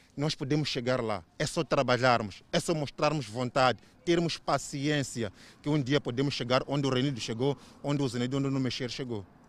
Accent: Mozambique; eu como moçambicano

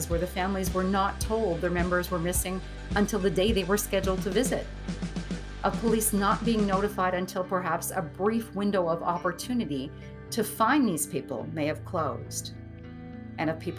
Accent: Northern Ontario, Canada; the very small town that I grew up in Northern Ontario, Canada

